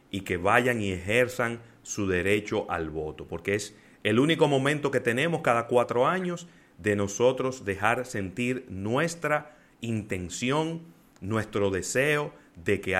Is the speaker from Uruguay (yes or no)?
no; Dominican Republic; Y también somos los dominicanos, que aunque tenemos que levantarnos día a día a buscar el moro, nos quedamos en casa.